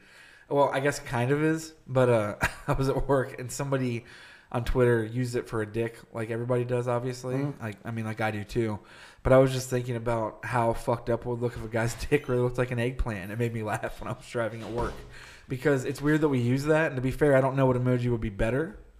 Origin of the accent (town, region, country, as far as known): Detroit, Michigan, United States